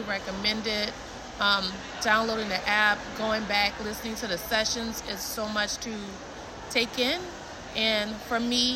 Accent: New Orleans, Louisiana, United States; I'm from New Orleans, Louisiana

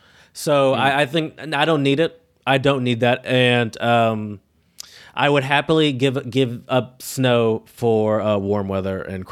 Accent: Michigan, United States; I'm from Michigan, obviously, but I would probably say the majority of my Christmases have been spent in Louisiana, which mm-hmm. is where most of my family is.

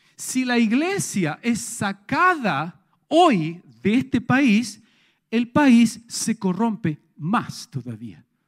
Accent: Chile; todos nosotros como sociedad chilena

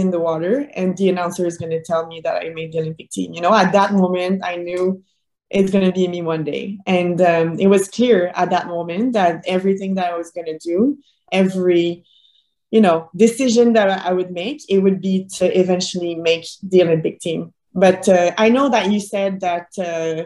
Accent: Boucherville, Quebec, Canada; I was still training in my hometown in Boucherville

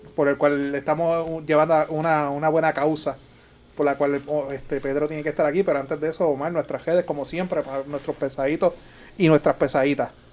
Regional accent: Puerto Rico; como típico boricua

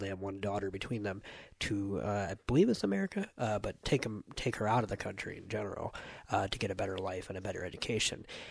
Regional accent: United States; as an American

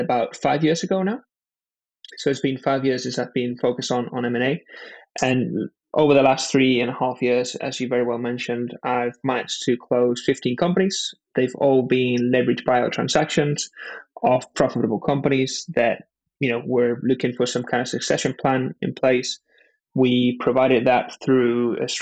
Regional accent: Spain; now in London, United Kingdom; I was born and raised in Spain and moved over to London

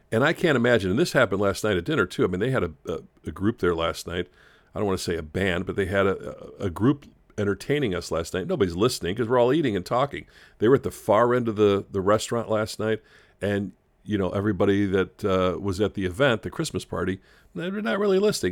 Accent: Chicago, Illinois, United States; when I grew up in Chicago

